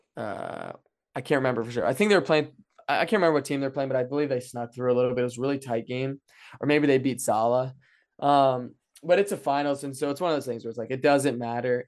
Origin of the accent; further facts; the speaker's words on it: Frederick, Maryland, United States; now in Saint Louis, United States; growing up in Frederick.